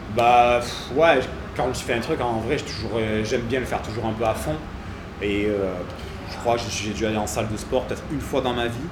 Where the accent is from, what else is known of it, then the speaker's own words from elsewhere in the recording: Cavaillon, Provence-Alpes-Côte d'Azur, France; j'étais de Cavaillon, donc Avignon